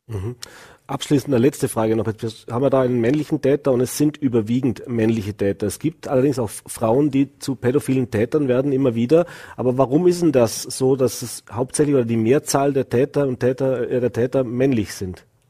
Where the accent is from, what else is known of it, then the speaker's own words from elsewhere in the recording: Vorarlberg, Austria; bei uns im Ländle